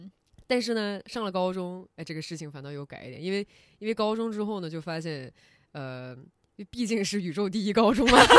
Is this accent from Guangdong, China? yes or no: yes; Shenzhen, Guangdong, China; 土生土长的深圳人，对我是一个，我是。呃，可能跟大部分深圳人都比较类